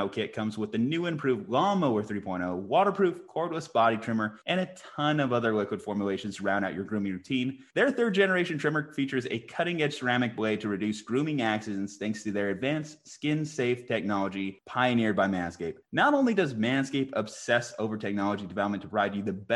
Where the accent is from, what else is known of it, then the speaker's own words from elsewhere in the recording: Albuquerque, New Mexico, United States; We're from Albuquerque, New Mexico.